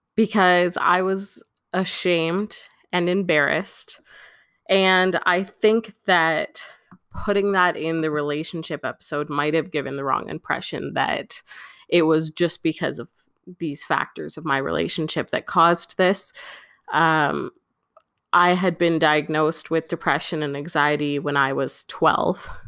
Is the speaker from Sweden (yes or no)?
no; Canada; I'm Canadian